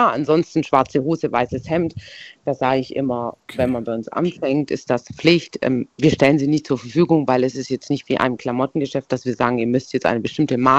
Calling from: Baden-Württemberg, Germany; Stuttgarter Raum.

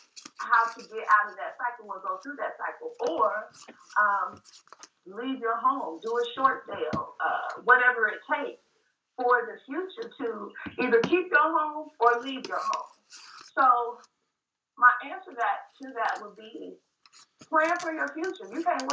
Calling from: Cincinnati, Ohio, United States; I'm calling from Cincinnati, where it's really kind of cold here today.

